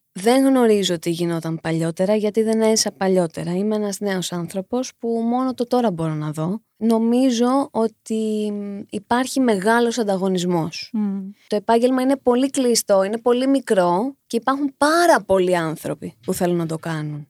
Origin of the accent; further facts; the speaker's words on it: Chalcis, Central Greece, Greece; εγώ είμαι από τη Χαλκίδα.